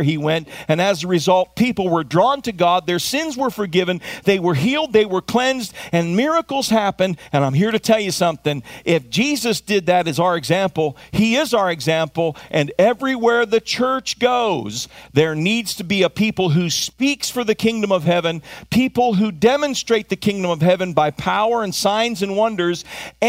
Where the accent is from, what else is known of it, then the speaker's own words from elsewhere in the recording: United States; as an American, I also happen to have been raised to live kingdom culture.